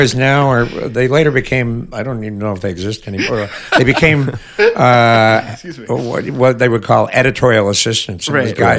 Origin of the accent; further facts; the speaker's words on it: Montreal, Quebec, Canada; now in Toronto, Canada; where I come from in Montreal.